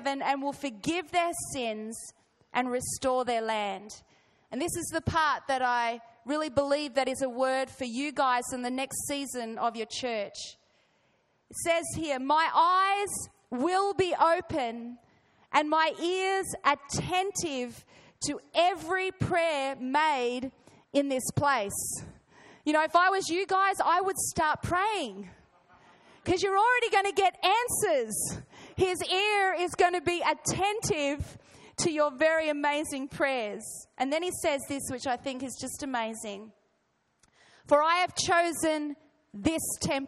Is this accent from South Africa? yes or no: no; Australia; accent: Australian; I'm going to try and speak with a refined Australian accent today